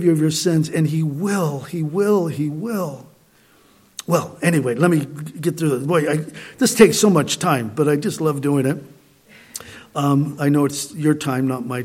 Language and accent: English; Southern California, United States; I grew up in Southern California